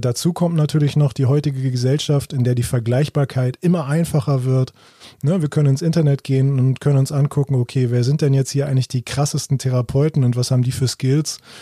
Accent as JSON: {"language": "German", "country": "Germany", "said": "bei uns in Deutschland"}